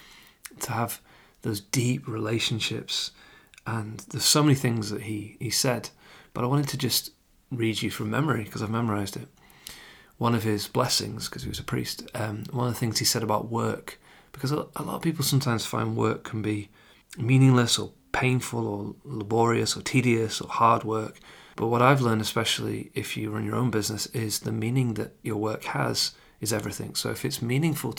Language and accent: English; England, United Kingdom; obviously I'm English, I live in England, but having Irish family